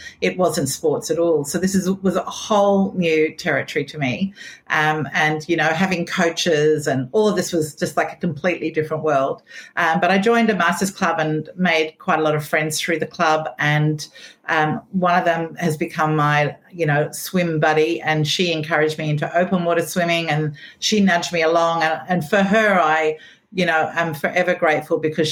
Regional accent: Australia; I was from Australia

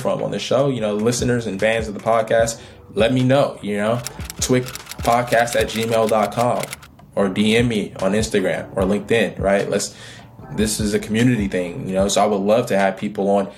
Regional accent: Oakland, California, United States; I'm from Oakland, California, grew up in a single parent household, grew up in poverty.

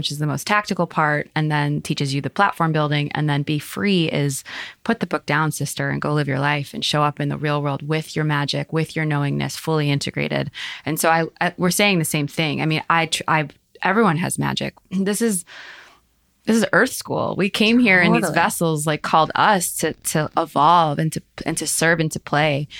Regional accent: Highland Park, United States; we grew up in Highland Park

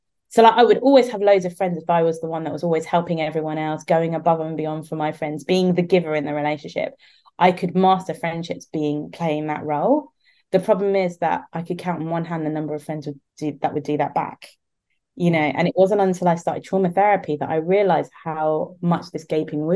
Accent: London, United Kingdom; moved away; I was born and raised in the UK, so very much born into British culture, you know. And I was born in London

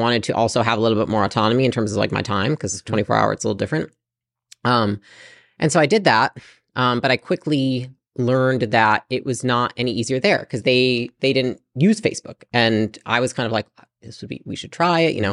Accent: Portage, Michigan, United States; moved away as an adult; also born or lived in California; I lived in Portage, Michigan, pretty small town.

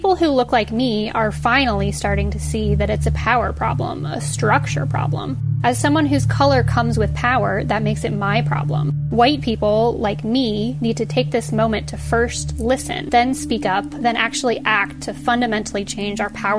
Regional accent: Des Moines, Iowa, United States; now in Washington, D.C., United States; I'm white. I'm from Des Moines, Iowa, and I live in Washington, D.C.

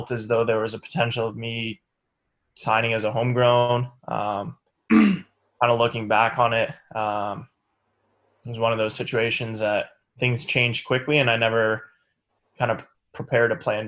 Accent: Toronto area, Ontario, Canada; now in Kansas City, United States; I kind of grew up just outside of the Toronto area

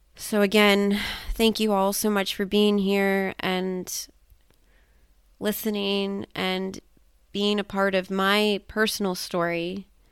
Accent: United States; being an American woman with all of this trauma

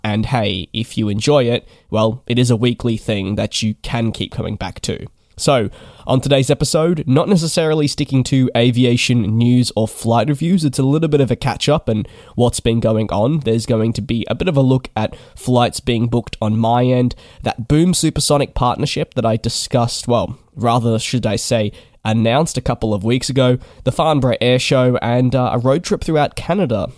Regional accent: Melbourne, Victoria, Australia; moved away as an adult; I am from Melbourne, my home, uh, where my parents live and where I guess I was based for eighteen years

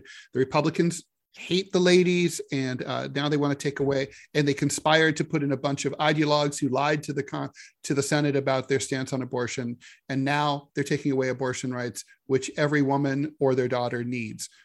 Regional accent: Dayton, Ohio, United States; growing up in Dayton

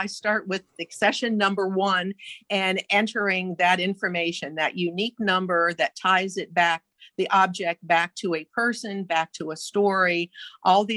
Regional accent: Milford, Delaware, United States; I grew up in Milford and I knew nothing about Milford history

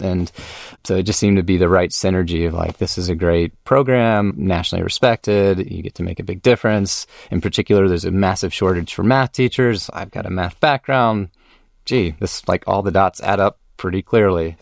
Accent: Austin, Texas, United States; also born or lived in Durham, North Carolina / Atlanta / Los Angeles; I had a great upbringing here in Austin.

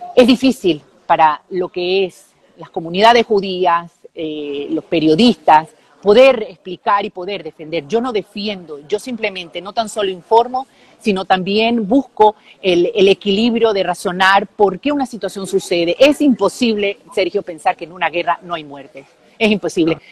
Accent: Venezuela; now in Israel; yo como periodista venezolana, israelí

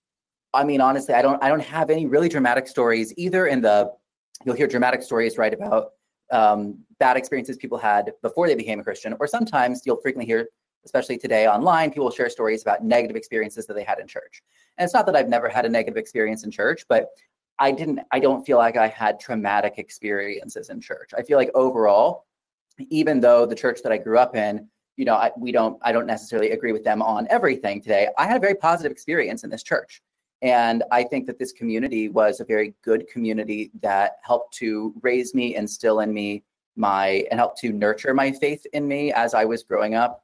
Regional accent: Wichita, Kansas, United States; moved away as an adult; now in Dallas, United States; I'm originally from Wichita, Kansas, but I moved here 5 years ago.

